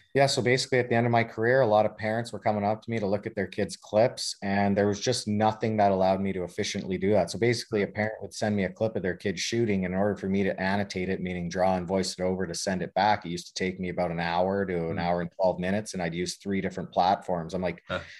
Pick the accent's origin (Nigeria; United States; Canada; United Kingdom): Canada; Lethbridge, Alberta; moved away; the arena that I grew up playing at in Lethbridge.